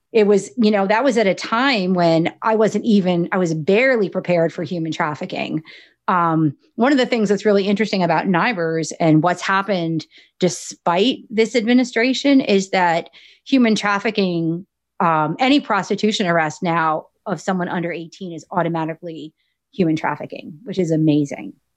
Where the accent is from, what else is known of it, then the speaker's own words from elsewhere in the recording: Morris County, New Jersey, United States; also born or lived in Union County, New Jersey; I was born in Union County, but we moved to Morris County when I was pretty young.